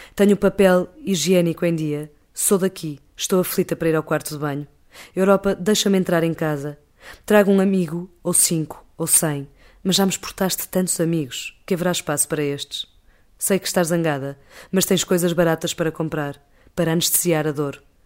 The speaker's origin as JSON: {"language": "Portuguese", "country": "Portugal", "said": "nós, enquanto portugueses"}